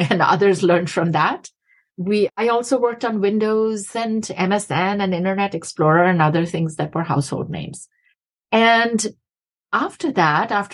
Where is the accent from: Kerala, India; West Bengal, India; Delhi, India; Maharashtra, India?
West Bengal, India; Kolkata; moved away as an adult; also born or lived in Massachusetts, United States; now in United States; I was born in Calcutta, India, and grew up there for the first 19 plus years of my life